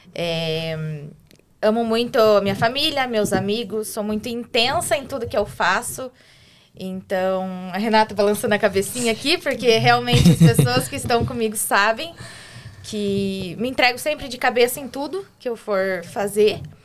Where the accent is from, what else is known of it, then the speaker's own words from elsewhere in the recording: Curitiba, Paraná, Brazil; also born or lived in Santo Antônio da Platina / Siqueira Campos; Depois meus pais se separaram e fui para Curitiba. É, é, desde então, fiquei lá, me formei.